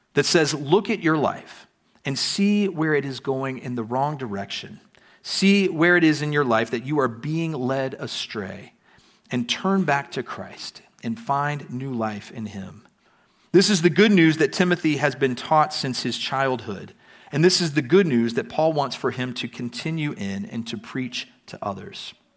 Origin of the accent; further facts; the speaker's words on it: United States; now in Prague, Czech Republic; coming to Prague as an American